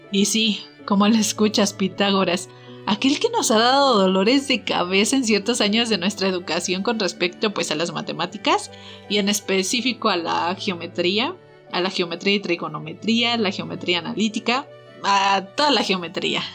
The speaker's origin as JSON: {"language": "Spanish", "country": "Mexico", "said": "como típicos mexicanos"}